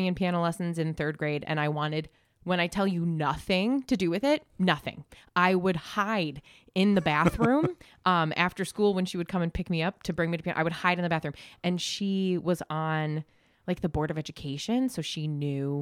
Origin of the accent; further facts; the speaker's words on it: Galway, New York, United States; I grew up in Galway